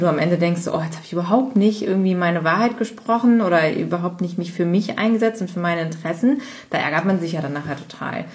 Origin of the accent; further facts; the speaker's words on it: Cologne area, North Rhine-Westphalia, Germany; also born or lived in United States; ich bin ja aus dem Kölner Raum, aus dem Rhein, also Rheinländern mhm. Gegend